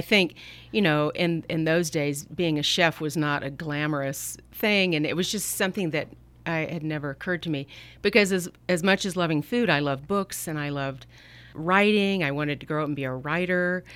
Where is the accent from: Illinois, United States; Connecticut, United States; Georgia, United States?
Georgia, United States; Atlanta; now in Napa Valley, United States; I grew up in Atlanta, Georgia